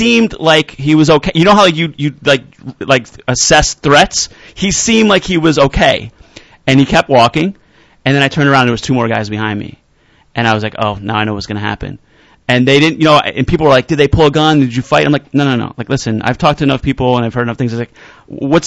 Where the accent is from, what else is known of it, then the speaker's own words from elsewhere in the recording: Elizabeth, New Jersey, United States; also born or lived in Poconos, Pennsylvania; now in New York, United States; Elizabeth. That's where I'm originally from, but then we left